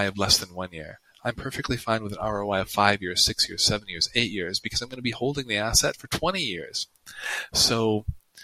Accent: United States; first language English; I'm American

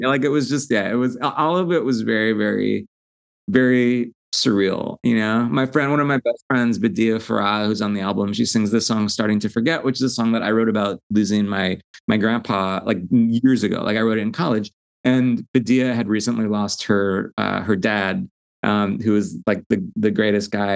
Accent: Long Island, New York, United States; I'm from Long Island originally.

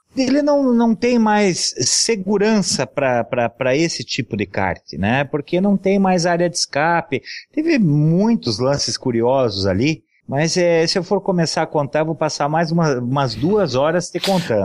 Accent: São José dos Pinhais, Paraná, Brazil; eu fui criado andando em São José dos Pinhais

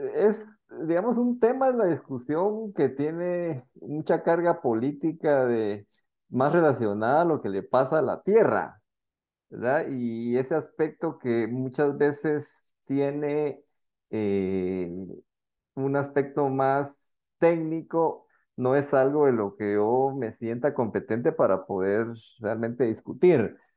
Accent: Guatemala; realmente soy un guatemalteco

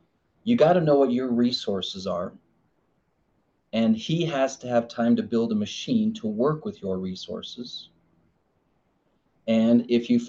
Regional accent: Arizona, United States; It's like I grew up in Arizona and I have this clay making machine

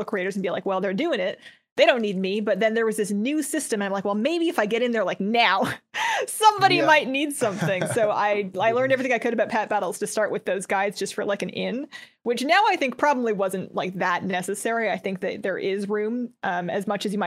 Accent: Canada; also born or lived in United States; When I first started, I was in the United States, but I'm from Canada.

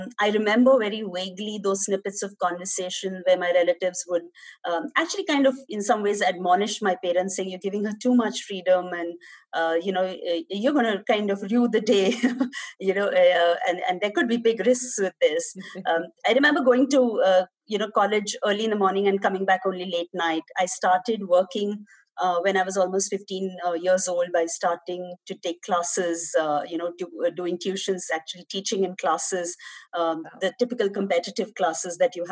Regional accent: Mumbai, Maharashtra, India; I'm a Mumbai girl, born and brought up in Mumbai, in suburbs of Mumbai

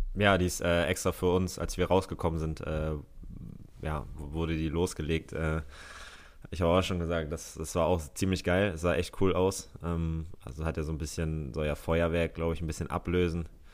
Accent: Hamburg, Germany; moved away; ich bin Hamburger Jung. Äh, von daher, das ist meine Heimatstadt

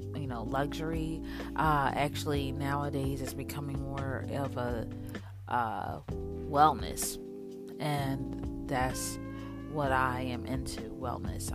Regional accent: Philadelphia, Pennsylvania, United States; I am from Philadelphia, PA. I was born there, kind of raised there until my parents moved to the suburbs um, when I was around eight or nine

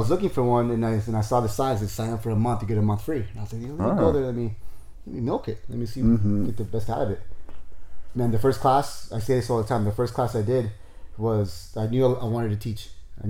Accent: Torrance, California, United States; I was born and raised in Torrance, like so Torrance that I went to Torrance High.

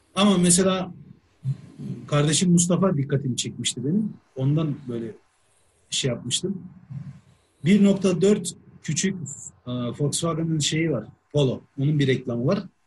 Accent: Turkey; ben şimdi Türk'üm

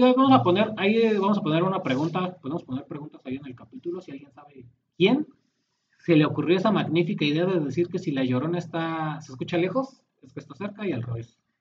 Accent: Mexico; nosotros como mexicanos

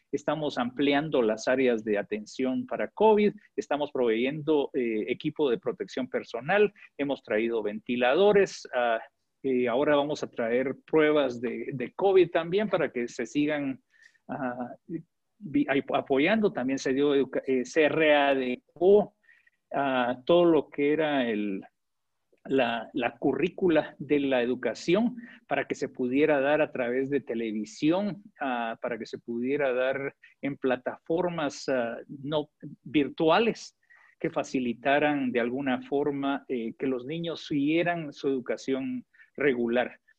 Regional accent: Guatemala; moved away as an adult; now in Honduras; yo crecí en Guatemala

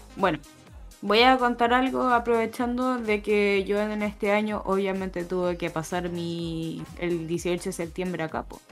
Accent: Chile; moved away as an adult; now in Spain

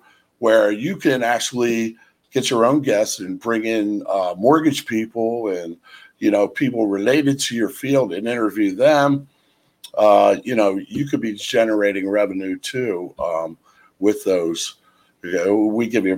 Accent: Lansdale, Pennsylvania, United States; I'm originally from the Indian Valley and the Lansdale area

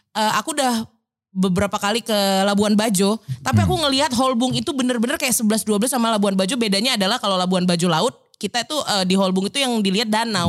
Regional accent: Medan, North Sumatra, Indonesia; accent: Medan; moved away as an adult; now in Jakarta, Indonesia; aku tuh orangnya dari Medan, uh-uh. ya kan, dan dengan logatku yang seperti ini

